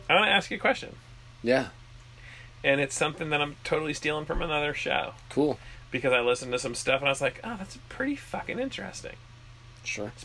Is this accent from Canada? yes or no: yes; Canada; Wait, he's Canadian? I'm Canadian.